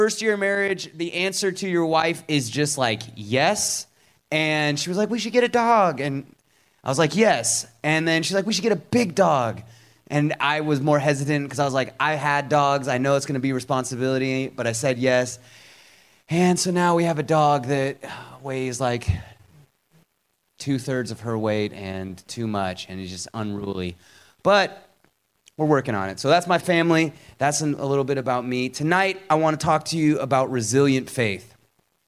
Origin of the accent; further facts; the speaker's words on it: Seattle, Washington, United States; moved away as an adult; now in Atlanta, United States; I grew up in Seattle, Washington. I moved out to Atlanta, Georgia in 2013 to help start a church